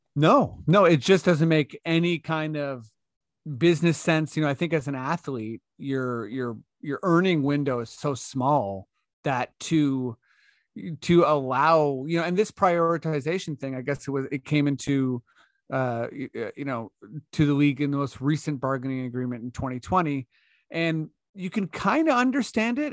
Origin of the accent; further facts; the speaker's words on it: Canada; as a Canadian